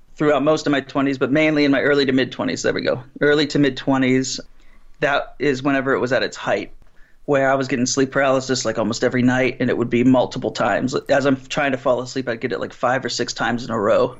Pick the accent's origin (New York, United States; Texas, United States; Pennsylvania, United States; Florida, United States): Pennsylvania, United States; Pittsburgh; I'm from Pittsburgh